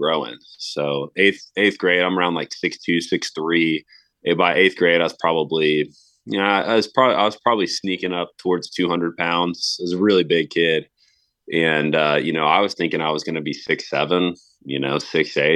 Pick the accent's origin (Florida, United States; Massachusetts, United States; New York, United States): Florida, United States; Tallahassee; as a high schooler and college student right here in my hometown